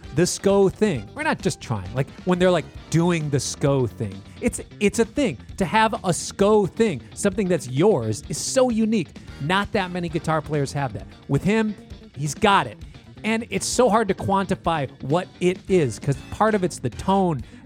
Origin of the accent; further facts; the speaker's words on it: Minneapolis, Minnesota, United States; I am from Minneapolis. I grew up here. I live here now.